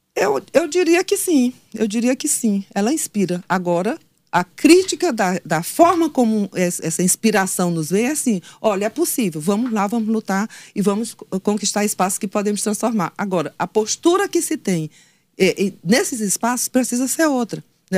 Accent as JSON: {"language": "Portuguese", "town": "Floriano", "region": "Piauí", "country": "Brazil", "said": "eu sou de Floriano"}